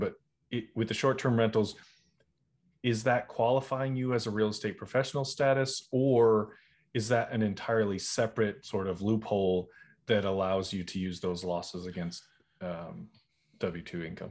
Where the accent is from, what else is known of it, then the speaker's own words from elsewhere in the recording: Boston, Massachusetts, United States; moved away; also born or lived in Charleston, South Carolina; I'm originally from Boston